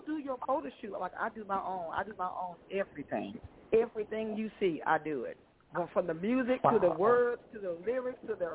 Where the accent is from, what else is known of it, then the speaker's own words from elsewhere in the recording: Los Angeles, California, United States; moved away as an adult; now in Mississippi, United States; I was born in Mississippi. But I was raised in Los Angeles, California. I moved back to Mississippi in my early 20s